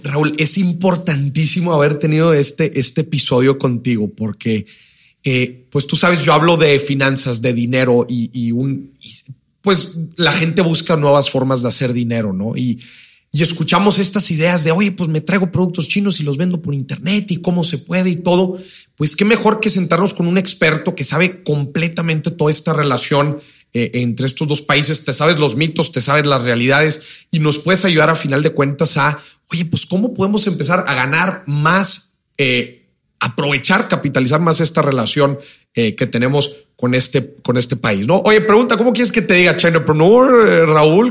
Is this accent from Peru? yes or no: no; Mexico